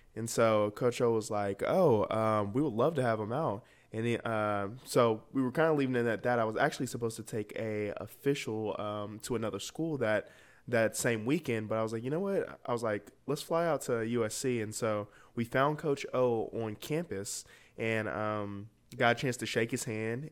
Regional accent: Atlanta, Georgia, United States; I'm from Atlanta, Georgia, uh, born and raised in, uh, Winthrop, Buford High School

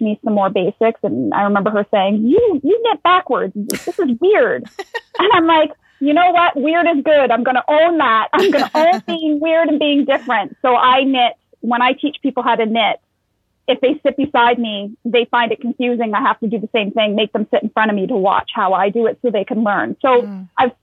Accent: Sudbury, Ontario, Canada; now in Ottawa, Canada; I was actually born and raised in Sudbury, Ontario, which is up north

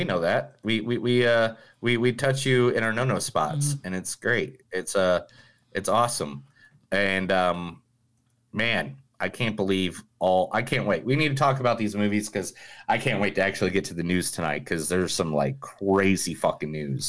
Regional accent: Ireland; No, I'm Irish, dude.

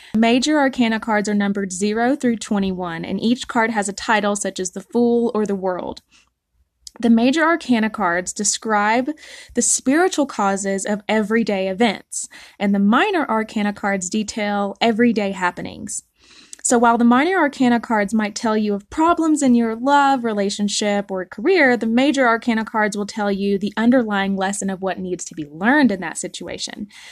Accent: the South, United States; I'm from the South

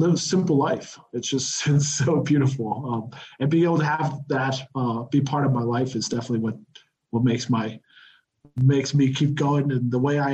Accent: Texas, United States; moved away as an adult; now in Mexico City, Mexico; I grew up in Texas

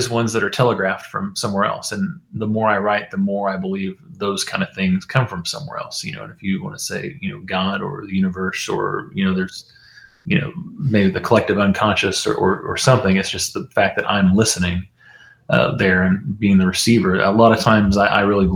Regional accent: Kellyville, Oklahoma, United States; moved away as an adult; now in Nashville, United States; I grew up in Oklahoma

